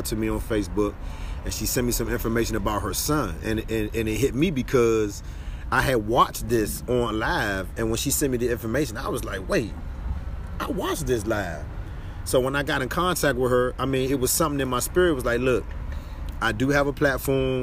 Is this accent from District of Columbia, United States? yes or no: yes; Washington, District of Columbia, United States; I grew up in Ward 8